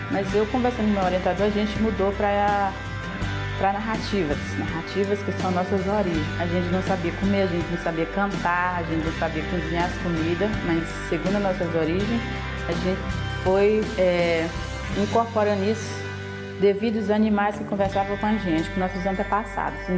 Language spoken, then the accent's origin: Portuguese; Brazil; first language Krahô; Portuguese is a second language; moved away; segunda língua, que é o português, que minha língua materna é a Craô.